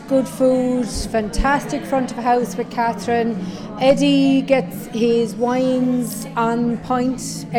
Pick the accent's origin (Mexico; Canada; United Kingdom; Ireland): Ireland; we are Irish people